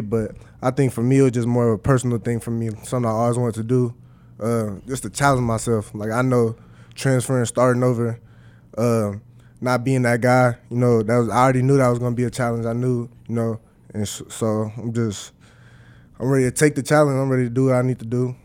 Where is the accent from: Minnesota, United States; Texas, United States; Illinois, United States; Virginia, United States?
Minnesota, United States; moved away as an adult; now in Nebraska, United States; my hometown